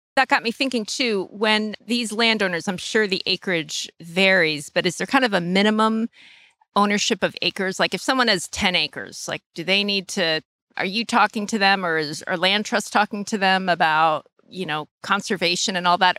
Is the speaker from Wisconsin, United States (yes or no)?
no; Manchester, Vermont, United States; also born or lived in New York State; I grew up in Manchester